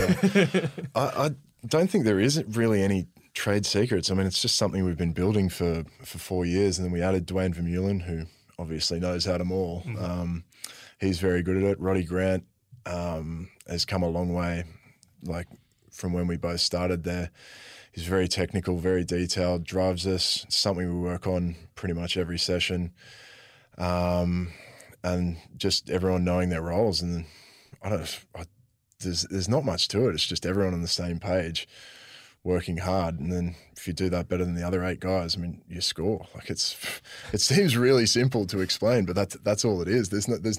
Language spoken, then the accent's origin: English; New South Wales, Australia; I was actually a Waratah supporter when I was growing up. I grew up in New South Wales.